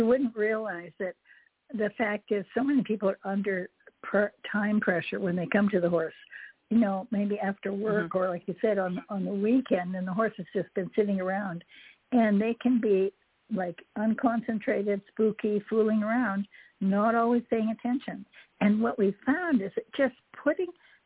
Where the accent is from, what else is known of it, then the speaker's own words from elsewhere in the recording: Canada; also born or lived in Hawaii; now in Jupiter, Florida, United States; as a child, I grew up in Canada